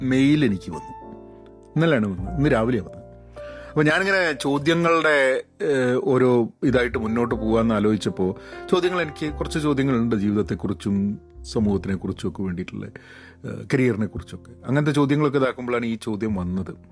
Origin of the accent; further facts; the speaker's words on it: Dubai, United Arab Emirates; ഞങ്ങൾ ദുബായിലാണ് ഞാൻ ചെറുതാകുമ്പോൾ വളർന്നത്